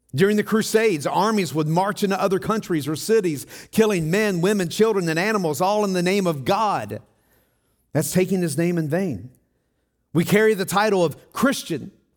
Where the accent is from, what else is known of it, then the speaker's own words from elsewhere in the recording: Tennessee, United States; moved away; also born or lived in Denver, Colorado; I'm from Tennessee